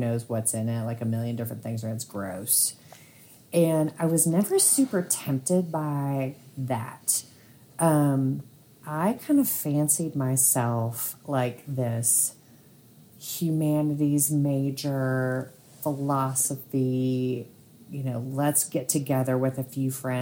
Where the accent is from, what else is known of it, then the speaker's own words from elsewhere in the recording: rural North Texas, United States; in rural North Texas, what that means is you just drive to the next county over